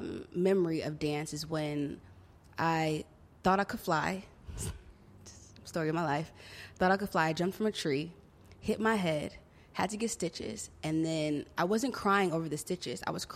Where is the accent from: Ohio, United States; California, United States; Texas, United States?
California, United States; Compton; I'm from Compton. Uh-huh. Straight up, I'm from Compton. But I've had friends all over Los Angeles.